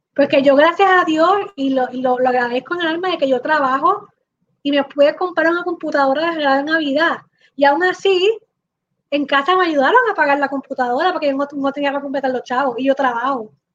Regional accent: Puerto Rico; somos como cuatro puertorriqueños

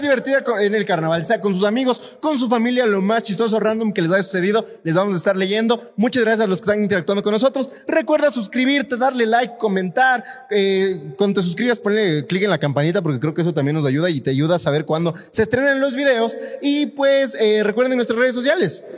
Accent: Ecuador; como ecuatorianos

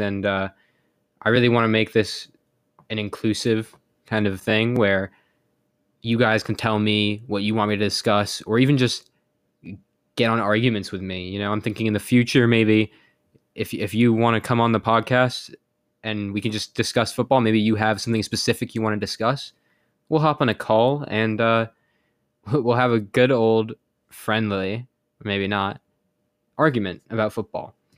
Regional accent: United States; I'm American

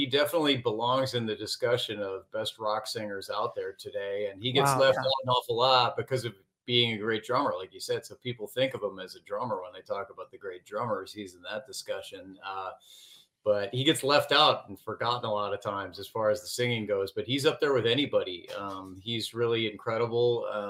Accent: Chicago, Illinois, United States; I grew up in the Chicago area

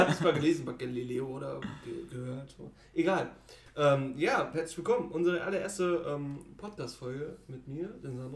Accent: Germany; wir sind Deutsche. Und wir sind Deutsche.

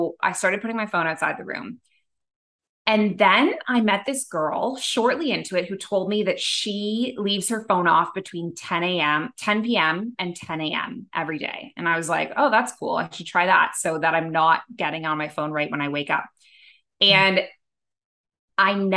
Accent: Toronto, Ontario, Canada; moved away as an adult; also born or lived in Abu Dhabi; now in Bali, Indonesia; my time in Canada where I grew up in Toronto

